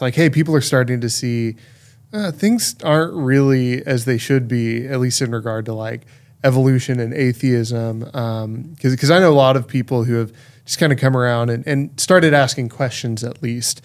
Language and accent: English; Texas, United States; I was born and raised in Texas